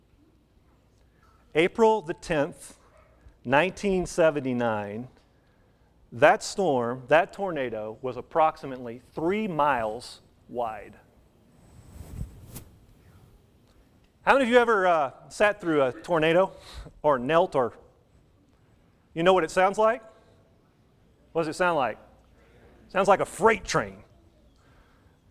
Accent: Wichita Falls, Texas, United States; moved away; I grew up in Wichita Falls, up around Wichita Falls

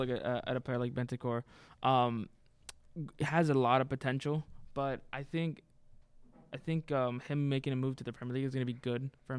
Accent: United States; as an American, I honestly am happy with that signing.

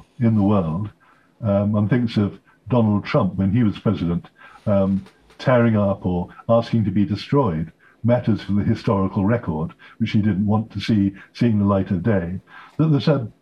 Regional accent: United Kingdom; I'm British, although I'm also an American citizen

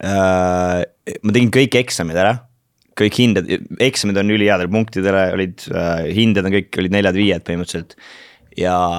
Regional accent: Kuressaare, Saare County, Estonia; born or raised there; also born or lived in Turja village / Tallinn; now in London, United Kingdom

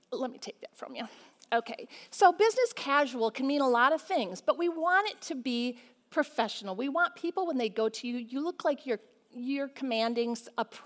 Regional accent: Michigan, United States; we're from Michigan and we have to wear coats a lot

